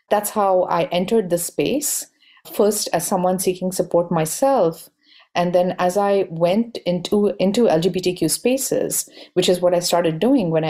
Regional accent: Bangalore, Karnataka, India; I grew up in India in a very pan Indian setting. My dad was essentially in public sector jobs and we traveled a lot. So I got a chance to travel all over India. We eventually settled, settled in Bangalore

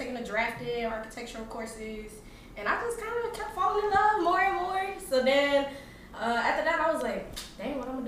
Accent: Rayford, North Carolina, United States; moved away as an adult; also born or lived in Danville; now in Charlotte, United States; I'm from Rayford, North Carolina. Very country

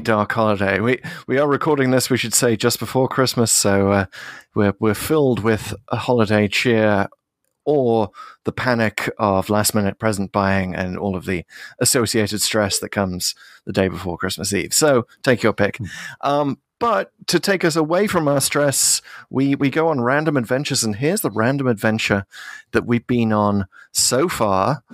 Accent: United Kingdom; as a Brit.

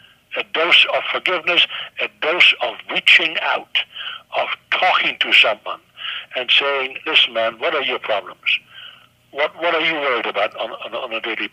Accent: Germany; first language German; English is a second language; also born or lived in New York; now in United States; I was born in Nazi Germany

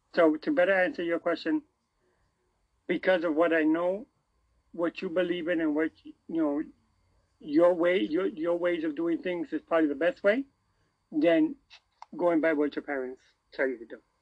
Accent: United States; I was raised in America

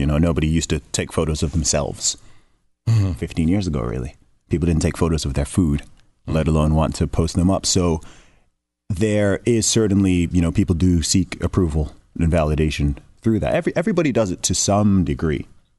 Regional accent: Saudi Arabia; growing up in Saudi Arabia, I've known lots of American people from the beginning.

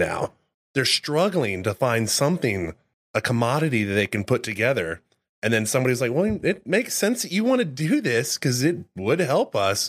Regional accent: near Fredericksburg, Texas, United States; moved away; I grew up out near Fredericksburg

